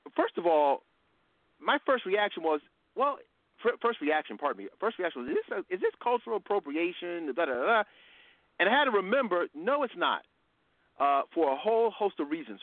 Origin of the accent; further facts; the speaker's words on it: United States; we're black Americans